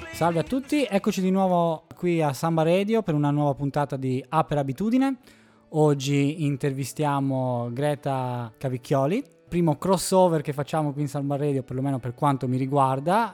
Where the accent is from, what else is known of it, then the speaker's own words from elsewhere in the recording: Sardinia, Italy; accent: Sardinian; now in Trento, Italy; anch'io non sono di qua, come si intuirà dal mio accento sardo